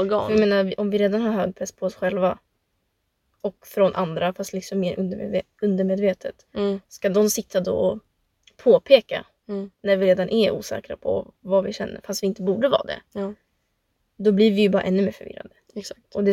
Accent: Sweden; jag är född, som sagt, född och uppvuxen i Sverige och man känner ju sig som svensk och liksom chilenare.

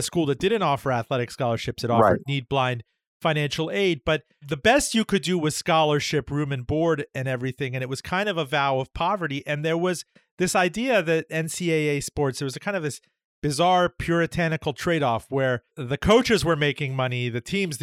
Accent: Miami, Florida, United States; I grew up in Miami

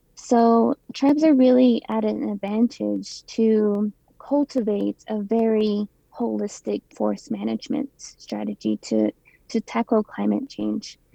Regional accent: Ganado, Arizona, United States; also born or lived in Flagstaff, Arizona; I grew up in Ganado, so I live part time there and also in Flagstaff

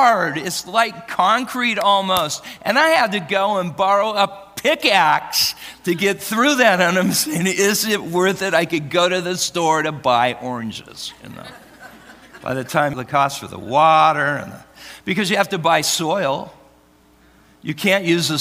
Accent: Oregon, United States; now in Arizona, United States; I'm from Oregon

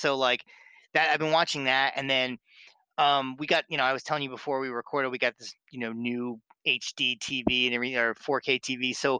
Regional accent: New Jersey, United States; accent: Philly accent; now in Boston, United States; before I moved to Boston, I was born and raised in South Jersey in, like, the Philly area.

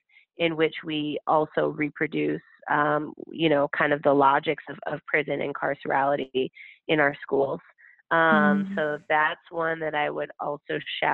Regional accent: Chicago, Illinois, United States; as a Black person, as a Chicagoan

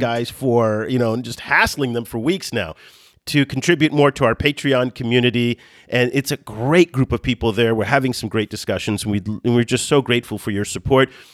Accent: United States; moved away; as an American who doesn't live in the United States

